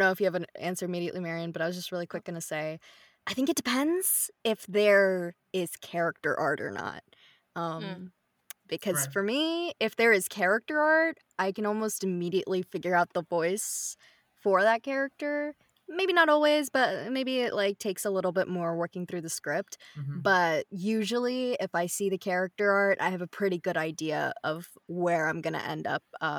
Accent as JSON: {"language": "English", "country": "India", "said": "like, Indian, because I'm Indian in this, I'll probably start it."}